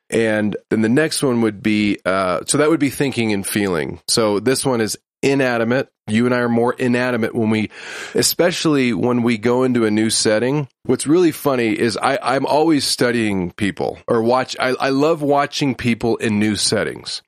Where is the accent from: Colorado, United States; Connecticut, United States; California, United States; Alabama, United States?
California, United States; Huntington Beach; I'm from Huntington Beach, California